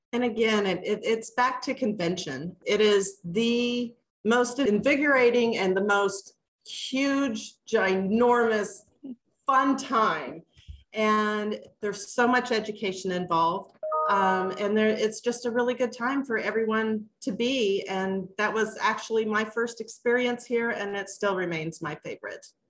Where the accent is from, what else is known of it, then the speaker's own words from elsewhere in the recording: Kansas City, Missouri, United States; also born or lived in Duluth, Minnesota, United States; I've been down in Kansas City since, I don't know, I was about eight, nine, ten years old in that area. Um, we were in Kansas for just a little bit, got wiped out by a tornado, and ended up in Missouri. And I've been here ever since